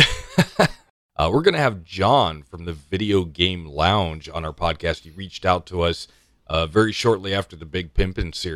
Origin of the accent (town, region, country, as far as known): Canada